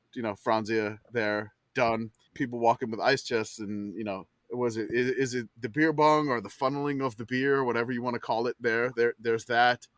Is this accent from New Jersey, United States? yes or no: no; New Orleans, Louisiana, United States; I'm from New Orleans